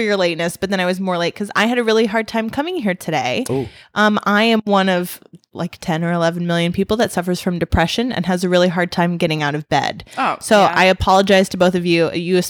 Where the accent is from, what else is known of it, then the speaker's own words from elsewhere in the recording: United States; Most cultures don't, but I'm American, so I just want to pick off like the clean meat